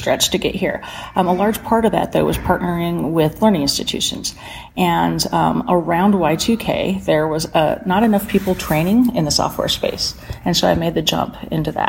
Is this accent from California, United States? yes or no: no; Belen, New Mexico, United States; I grew up in Belen, just south of Albuquerque.